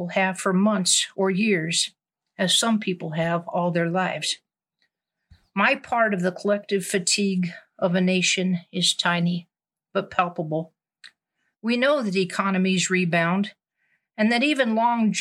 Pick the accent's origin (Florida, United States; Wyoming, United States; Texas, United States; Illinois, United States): Wyoming, United States; I'm from Wyoming, and because I'm a camp wrangler, people often assume I grew up on a ranch, which wasn't the case at all. My mother was a kindergarten teacher. We lived in town